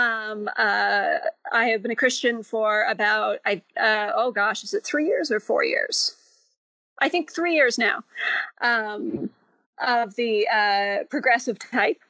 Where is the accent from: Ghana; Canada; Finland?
Canada; now in Utah, United States; I am Canadian, but I live in Utah